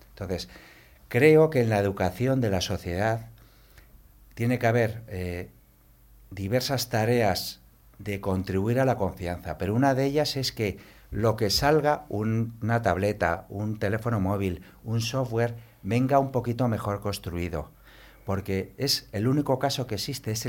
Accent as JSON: {"language": "Spanish", "region": "Galicia", "country": "Spain", "said": "yo, soy gallego"}